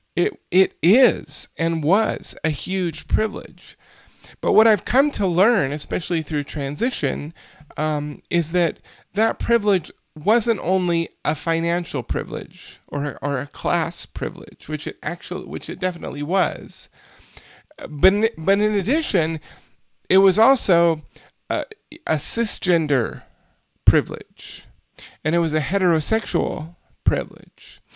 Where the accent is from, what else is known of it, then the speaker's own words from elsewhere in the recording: United States; as an American citizen